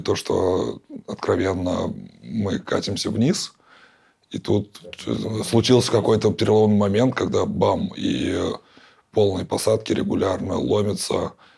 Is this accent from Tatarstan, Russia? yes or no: yes; Kazan, Tatarstan, Russia; я же коренной житель Казани